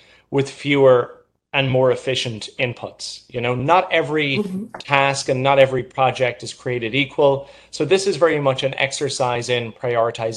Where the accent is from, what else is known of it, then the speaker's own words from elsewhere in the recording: Ireland; now in New York, United States; I'm originally from Ireland and moved to New York